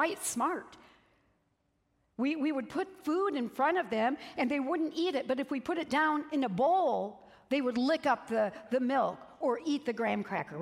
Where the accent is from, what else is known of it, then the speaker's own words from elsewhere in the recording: Peoria, Illinois, United States; I'm from Peoria, Illinois